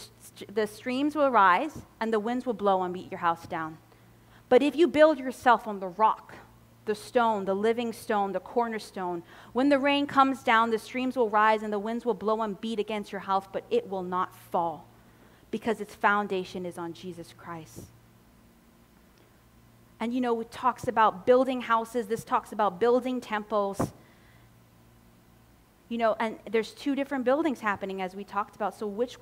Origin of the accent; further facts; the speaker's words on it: Cayman Islands; I'm from the Cayman Islands in the Caribbean, where hurricanes hit often in the Caribbean